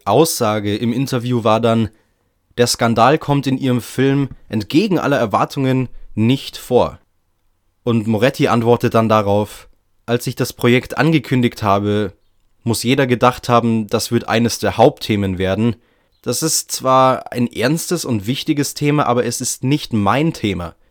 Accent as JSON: {"language": "German", "country": "Germany", "said": "bei uns in Deutschland"}